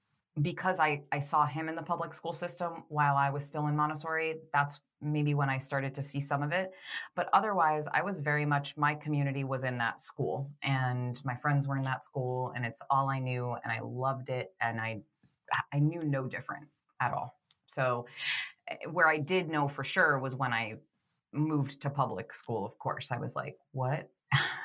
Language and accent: English; Boston, Massachusetts, United States; moved away as an adult; also born or lived in Florida; I grew up in Boston, which is where Laura